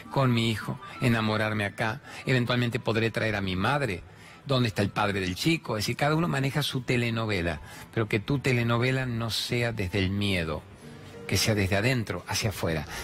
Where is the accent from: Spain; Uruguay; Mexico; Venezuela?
Venezuela; moved away as an adult; now in Buenos Aires, Argentina; Soy venezolana, tengo cuatro meses acá en este país, en Argentina, Buenos Aires. Y dejé a mi hijo de siete años allá en Venezuela.